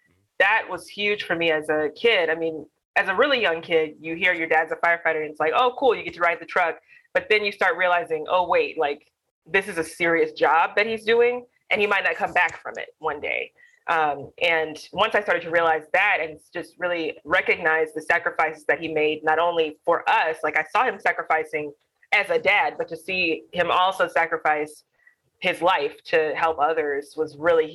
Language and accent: English; Alabama, United States; I am Black. I am from Alabama